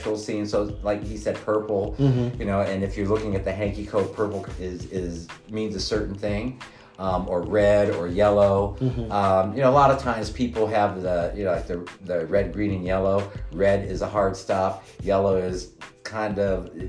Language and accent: English; Mansfield, Ohio, United States; born or raised there